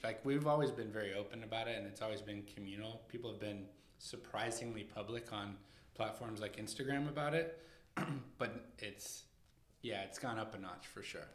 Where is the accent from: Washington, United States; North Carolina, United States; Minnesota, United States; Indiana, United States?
Washington, United States; moved away as an adult; also born or lived in Los Angeles; now in New York, United States; I grew up in Washington State, and I, I spent a lot of time in Seattle